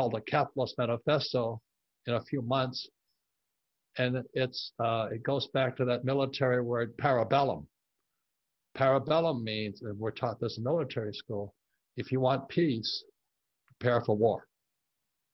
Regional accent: Hawaii, United States; moved away; I grew up in Hawaii, I'm fourth generation Japanese American

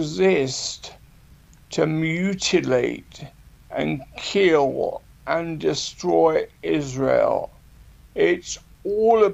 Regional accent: United Kingdom; even though I'm a Brit

